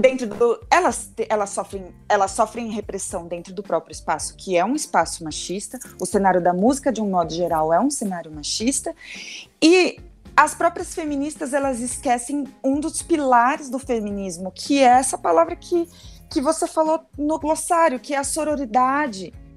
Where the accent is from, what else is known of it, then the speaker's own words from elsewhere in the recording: Santos, São Paulo, Brazil; now in São Paulo, Brazil; Sou daqui de São Paulo, né, de Santos, mas moro em São Paulo